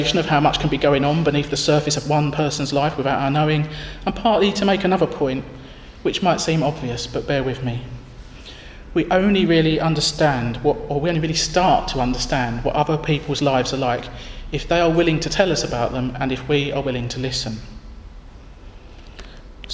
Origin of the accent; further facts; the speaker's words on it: Northern Ireland, United Kingdom; moved away as an adult; I felt isolated by being the only Northern Irish person, and being working class Northern Irish at that. Living outside my home country for the first time